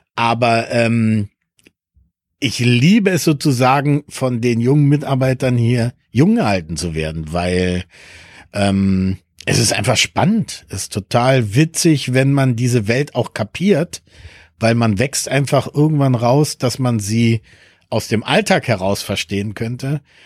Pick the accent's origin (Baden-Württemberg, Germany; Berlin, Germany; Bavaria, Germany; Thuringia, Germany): Berlin, Germany; first language Spanish; German is a second language; also born or lived in Peru / Lisbon, Portugal / Switzerland; ich bin in den 80ern groß geworden und in Berlin war das natürlich genau die Zeiten